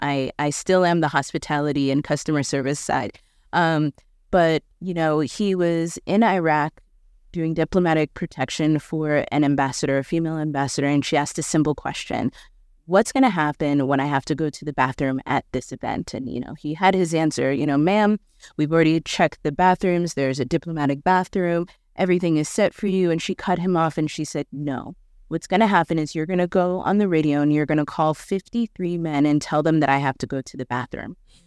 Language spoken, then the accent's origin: English; New York, United States; moved away as an adult; also born or lived in South Sudan; now in Nairobi, Kenya; I'm from New York. I had access to everything.